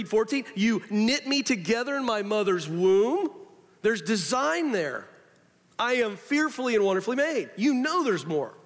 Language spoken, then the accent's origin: English; the South, United States; I'm from the South, born and raised in the South.